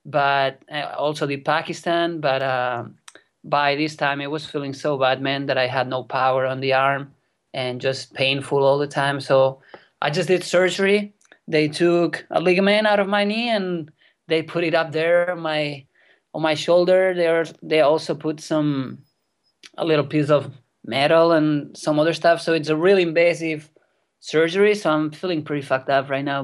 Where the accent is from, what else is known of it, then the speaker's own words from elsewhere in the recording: near Barcelona, Catalonia, Spain; English is a second language; I was born here in Spain in a place pretty close to Barcelona